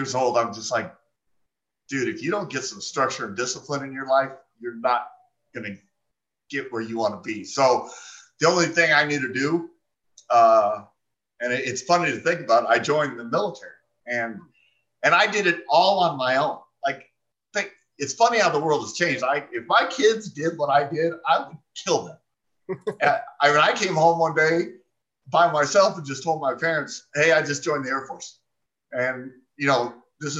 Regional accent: Phoenix, Arizona, United States; I was born and raised here in Phoenix, Arizona

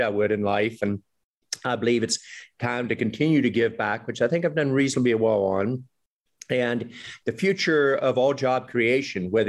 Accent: West Virginia, United States; moved away as an adult; also born or lived in Boston area; when I was growing up in West Virginia

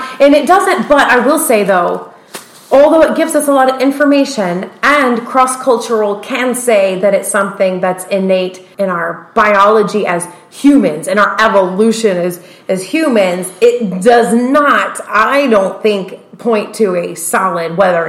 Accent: the South, United States; accent: southern; my southern accent came out.

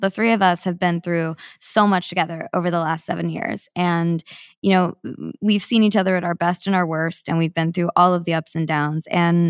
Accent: Kansas City, Missouri, United States; I would love that. I grew up in Kansas City. Chicago is my favorite city in the U.S. to eat in.

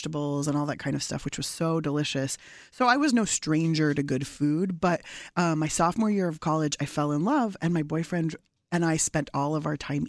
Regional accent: San Diego, California, United States; my family's from Iran. I was born in San Diego

